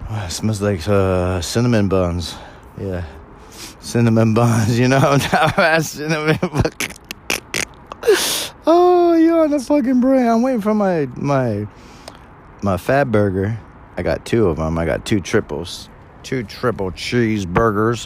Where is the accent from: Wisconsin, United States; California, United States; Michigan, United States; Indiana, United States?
California, United States; I was born and raised Californian, so technically I say I'm a Californian